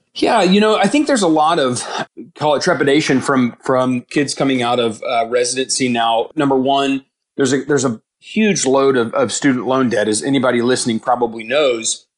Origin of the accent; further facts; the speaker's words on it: Houston, Texas, United States; now in Dallas, United States; I grew up in Houston